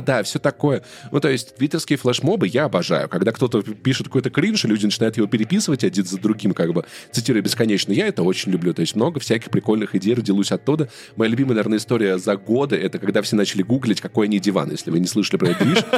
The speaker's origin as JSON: {"language": "Russian", "country": "Russia", "moved": "yes", "lives_now": "Yerevan, Armenia", "said": "я тоже из России"}